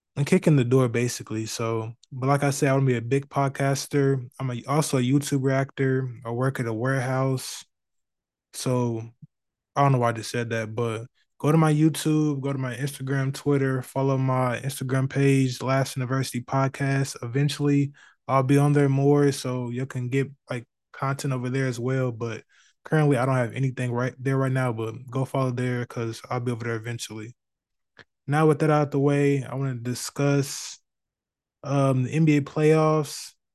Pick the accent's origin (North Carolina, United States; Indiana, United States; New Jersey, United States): Indiana, United States; Indianapolis; I'm from the Midwest, Indianapolis in particular